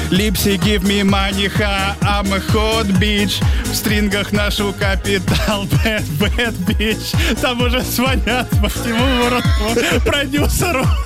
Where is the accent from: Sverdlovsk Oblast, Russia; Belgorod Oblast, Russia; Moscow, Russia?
Belgorod Oblast, Russia; Belgorod; А, сам с Белгорода.